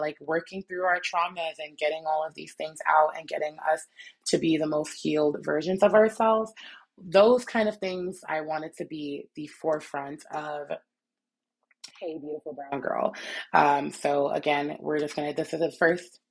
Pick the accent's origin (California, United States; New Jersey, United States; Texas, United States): New Jersey, United States; moved away; also born or lived in New York City, New York / Utah; to come from an area like New York City, born and raised, born and then partially raised, and then I was raised mostly in Jersey